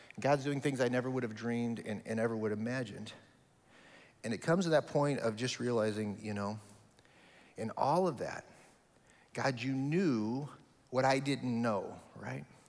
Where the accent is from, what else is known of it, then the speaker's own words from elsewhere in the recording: Omaha, Nebraska, United States; moved away as an adult; now in Kentucky, United States; my hometown of Omaha, Nebraska. All of my family is there, uh, my whole history is there